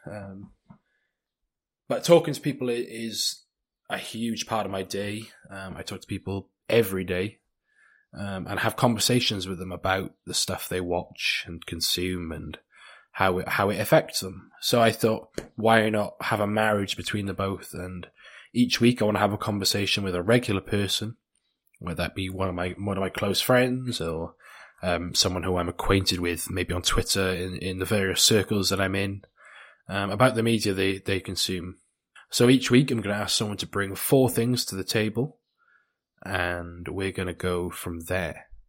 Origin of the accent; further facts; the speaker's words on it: South Wales, United Kingdom; in South Wales